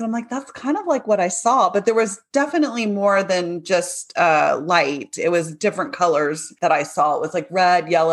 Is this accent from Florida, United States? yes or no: yes; Maitland, Florida, United States; I grew up in Maitland, Florida.